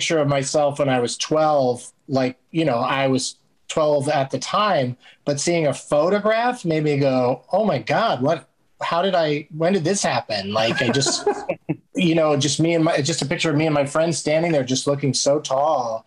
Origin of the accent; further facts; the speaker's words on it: San Diego, California, United States; I grew up in San Diego, so we were at the beach all the time